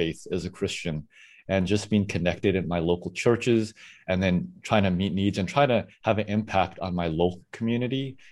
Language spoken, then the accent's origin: English; South Africa; now in San Francisco Bay Area, United States; I am originally from South Africa.